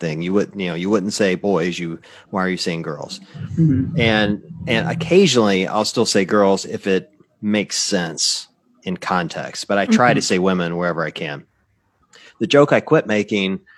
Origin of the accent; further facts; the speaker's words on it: Tupelo, Mississippi, United States; moved away; my hometown's Tupelo